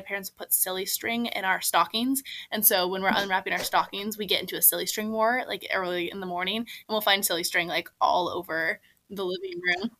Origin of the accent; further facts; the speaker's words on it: Seattle, Washington, United States; moved away as an adult; now in Washington, D.C., United States; I also was a big seasonal depression girly growing up in the Seattle area.